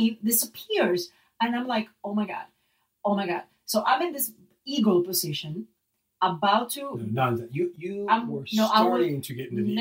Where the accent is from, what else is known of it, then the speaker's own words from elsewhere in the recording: Puerto Rico; accent: Puerto Rican Spanish; first language Spanish; English is a second language; now in United States; I grew up in Puerto Rico